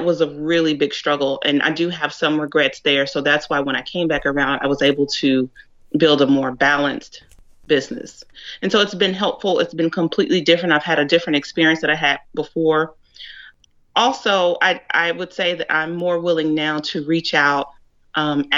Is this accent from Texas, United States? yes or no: yes; Dallas, Texas, United States; I'm originally from the Dallas area.